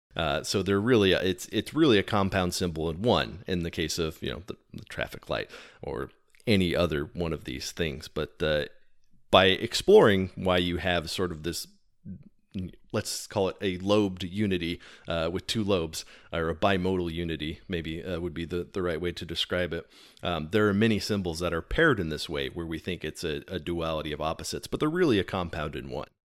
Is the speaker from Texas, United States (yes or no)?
yes; Texas, United States; I am from Texas